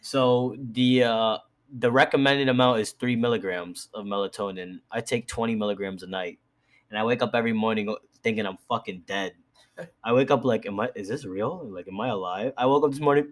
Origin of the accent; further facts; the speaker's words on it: New York City, New York, United States; I'm from the Bronx